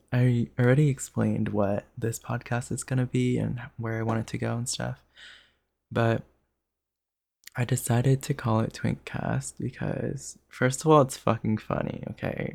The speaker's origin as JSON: {"language": "English", "area": "Jersey Shore", "region": "New Jersey", "country": "United States", "tie": "born or raised there", "moved": "as an adult", "lives_now": "Los Angeles, United States", "said": "I have life experience from living eighteen years in New Jersey"}